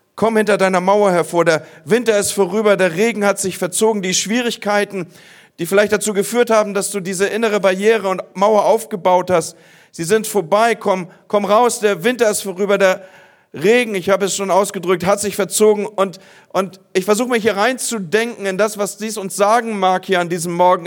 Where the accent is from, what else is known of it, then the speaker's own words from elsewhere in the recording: Northern Germany, Germany; bei uns im Norden